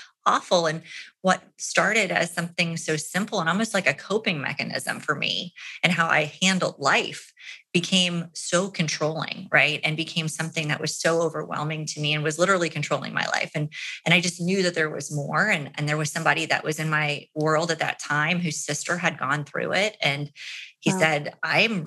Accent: Orlando, Florida, United States; my hometown in Orlando

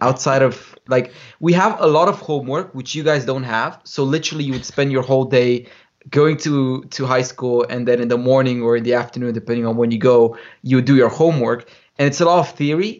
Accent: Romania; moved away as an adult; also born or lived in United Kingdom; I grew up in Romania

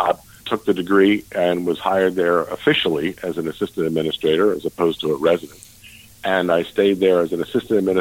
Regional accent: outside of Philadelphia, New Jersey, United States; I grew up outside of Philadelphia in New Jersey

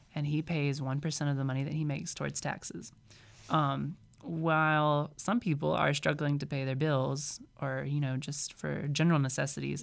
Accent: Mississippi, United States; moved away as an adult; I was from Mississippi

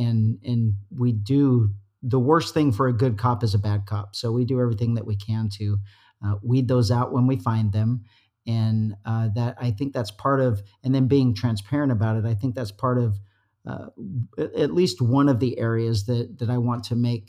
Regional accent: Utah, United States; moved away as an adult; now in California, United States; I love it here. I've been here since 1989. I'm a transplant from Utah

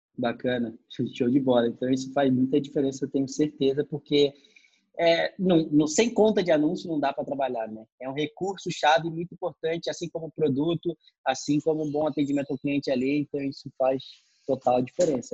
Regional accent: São Gonçalo, Rio de Janeiro, Brazil; Eu também, pô, saí de São Gonçalo

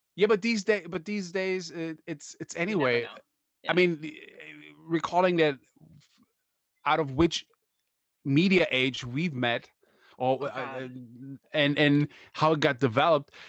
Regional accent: Germany; I'm from Germany

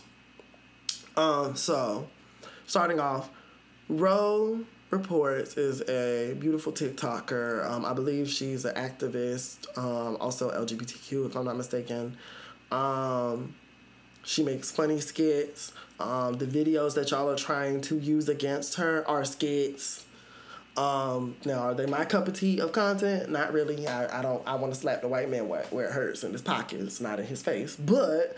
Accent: the South, United States; I'm from the South

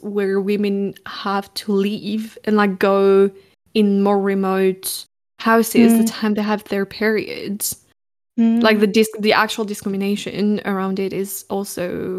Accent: France; I grew up in France

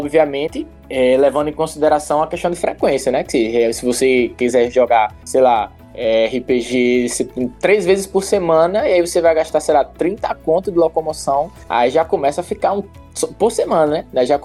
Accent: João Pessoa, Paraíba, Brazil; moved away; Não, eu sou da Paraíba, sou Não. de uma pessoa. Eu, da Paraíba, João Pessoa, exatamente.

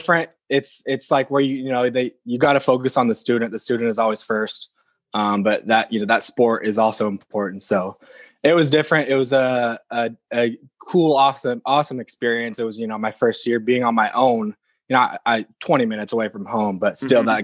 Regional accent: Portland, Oregon, United States; I'm right here at the house that I grew up in right now, Portland, Oregon, born and raised

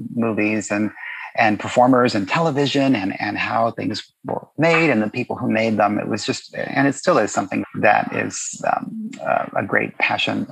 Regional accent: Miami, Florida, United States; now in Los Angeles, United States; I was born and raised in Miami, Florida

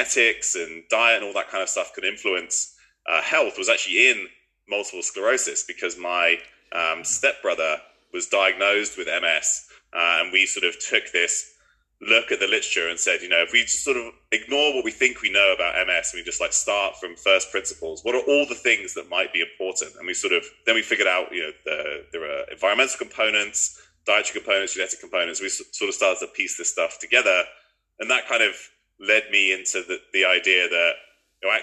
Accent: Bristol, South West England, United Kingdom; moved away as an adult; also born or lived in Cambridge / Oxford / London / Norway; I grew up in Bristol

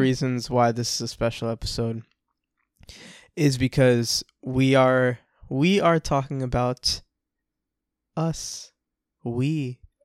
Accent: Orlando, Florida, United States; I'm from Orlando, Florida. I grew up with a lot of Spanish people.

